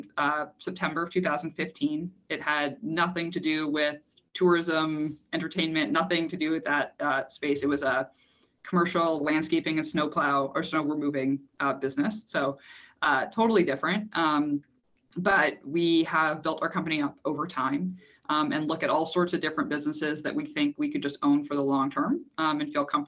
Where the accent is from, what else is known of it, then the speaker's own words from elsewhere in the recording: Canada; I am Canadian